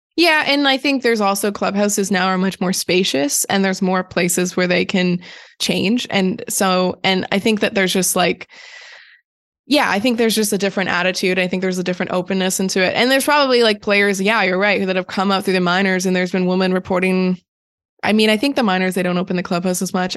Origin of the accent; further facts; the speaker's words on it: Canada; growing up in Canada